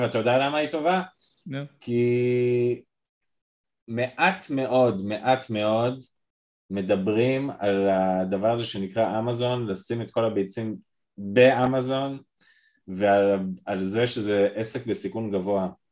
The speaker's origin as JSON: {"language": "Hebrew", "country": "Israel", "said": "אני ישראלי לטוב ולרע"}